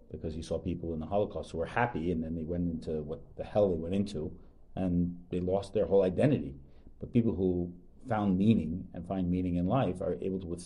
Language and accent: English; Long Island, New York, United States; Like I grew up in Long Island, didn't know there was anything like this really on Long